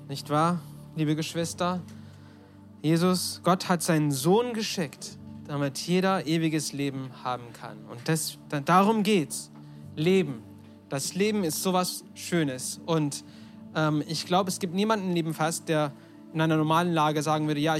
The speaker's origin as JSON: {"language": "German", "country": "Turkey", "tie": "born or raised there", "said": "Mein Vater ist Amerikaner, meine Mutter ist Deutsche, ich bin in der Türkei aufgewachsen, also ganz durcheinander."}